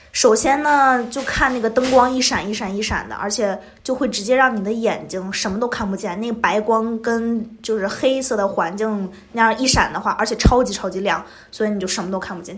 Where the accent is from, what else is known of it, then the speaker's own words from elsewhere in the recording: China; 我是从中国来的